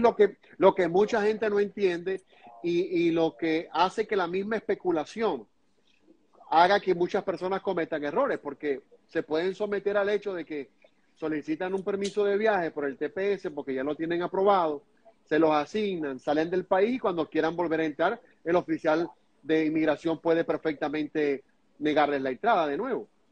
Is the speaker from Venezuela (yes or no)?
yes; Venezuela; now in United States; nosotros como venezolanos y también algunos colegas míos, como venezolanos y como periodistas